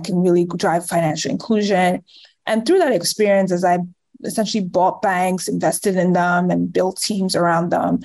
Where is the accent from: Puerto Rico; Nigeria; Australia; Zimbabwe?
Nigeria; moved away; also born or lived in Chicago, United States / England / New York, United States; I'm originally from Nigeria, but I was born in Chicago in the US. I lived in Nigeria for most of my life